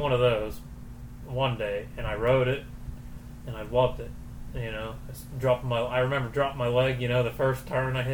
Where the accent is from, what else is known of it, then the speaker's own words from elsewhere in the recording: Brookville, Pennsylvania, United States; moved away; Originally, I'm from Brookville, Pennsylvania